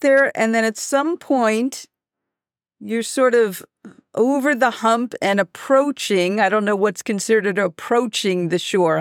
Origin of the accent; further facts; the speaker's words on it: New York, United States; I'm a New Yorker.